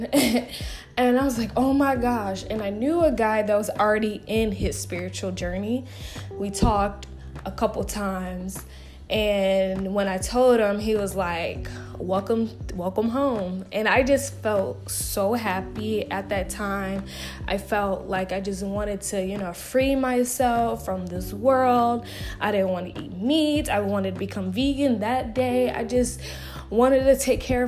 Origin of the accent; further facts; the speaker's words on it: Marietta, Georgia, United States; moved away as an adult; also born or lived in Atlanta, Georgia; now in Houston, United States; a city called Marietta, Georgia. And I've been living there for 21 years